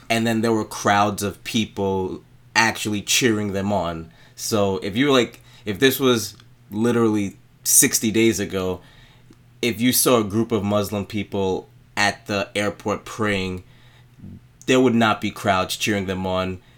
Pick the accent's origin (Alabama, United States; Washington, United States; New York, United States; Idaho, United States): New York, United States; New York City; I was again born and raised in Brooklyn, and my family's actually from Haiti, so I'm a Haitian American